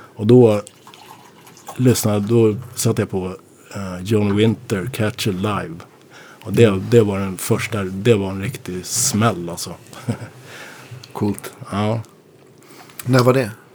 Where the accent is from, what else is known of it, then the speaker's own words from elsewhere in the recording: Norsborg, Stockholm County, Sweden; jag kommer från Morsborg